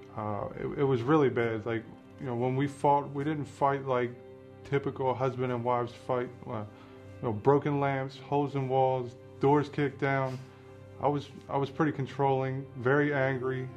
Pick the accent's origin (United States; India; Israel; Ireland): United States; Harford County, Maryland; I grew up here in Harford County, um, one of four kids